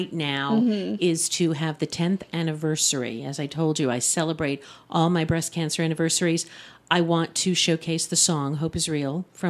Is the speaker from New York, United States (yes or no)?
yes; New York, United States; I'm a New Yorker